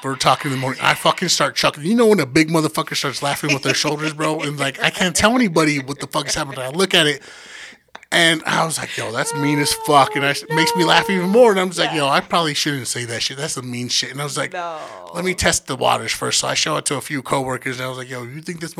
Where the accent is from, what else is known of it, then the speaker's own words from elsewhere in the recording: United States; I'm from America